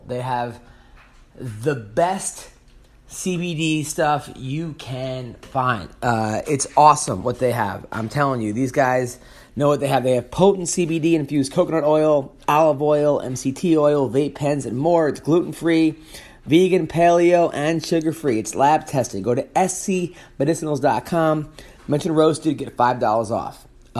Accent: Long Island, New York, United States; I'm from Long Island, and we both went to Hofstra.

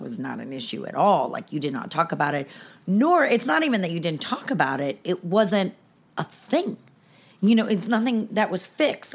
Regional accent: Los Angeles, California, United States; also born or lived in San Francisco Bay Area; I've lived here since I was nine in Los Angeles

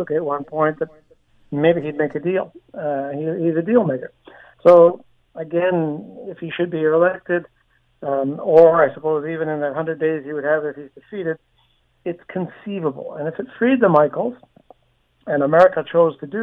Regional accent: Canada; as a Canadian

